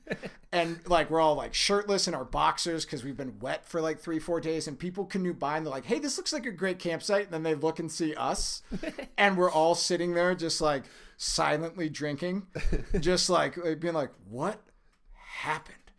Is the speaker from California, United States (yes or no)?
no; Minnesota, United States; moved away as an adult; now in Colorado, United States; Born and raised in Minnesota. I, I moved out to Colorado when I was, uh, uh, right before I was nineteen